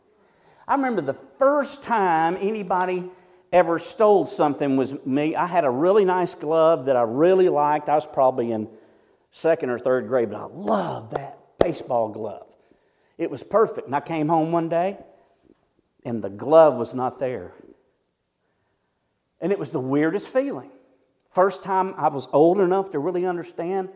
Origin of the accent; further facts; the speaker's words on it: near Sandy Springs, Georgia, United States; now in Ash Flat, United States; as a little kid, we had a McDonald's that was like 30 minutes away. It was in Sandy Springs